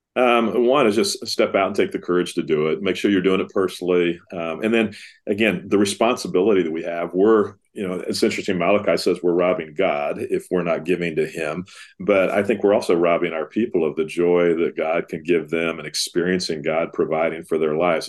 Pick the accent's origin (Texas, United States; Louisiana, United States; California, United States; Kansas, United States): Texas, United States; Dallas; growing up around Dallas Seminary